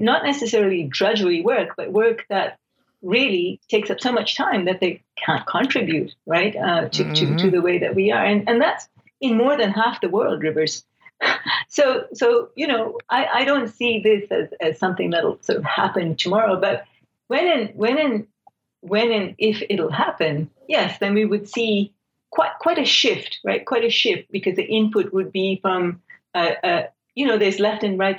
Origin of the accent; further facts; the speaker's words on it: Nairobi, Kenya; also born or lived in Calgary, Canada / Silicon Valley, United States; now in United States; I'm from Kenya, so I was an immigrant from Nairobi to Calgary in 1979.